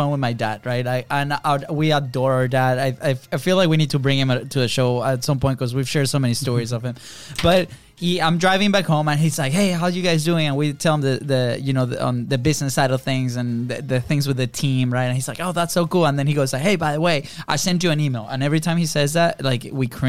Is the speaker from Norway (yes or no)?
no; Venezuela; moved away; we grew up in Venezuela, different country